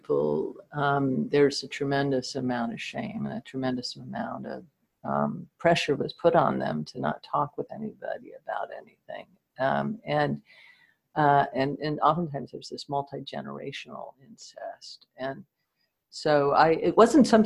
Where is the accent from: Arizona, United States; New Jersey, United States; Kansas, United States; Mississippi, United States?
New Jersey, United States; I lived in New Jersey, just outside of New York, during the Cuban Missile Crisis. We had air raid drills all the time